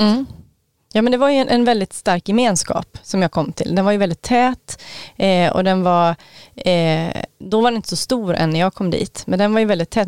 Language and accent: Swedish; Gothenburg, Västra Götaland, Sweden; moved away; also born or lived in Knutby; jag mötte gamla vänner från gymnasietiden när jag var hemma på Göteborg